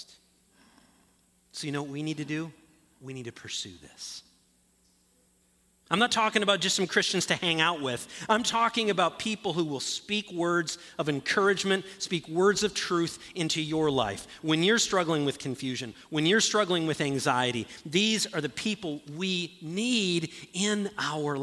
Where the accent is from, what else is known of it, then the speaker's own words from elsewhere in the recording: Ludington, Michigan, United States; moved away; a friend of mine who I grew up with up in Ludington